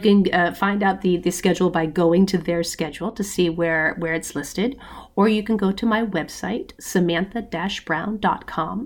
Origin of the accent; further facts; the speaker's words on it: United States; we're American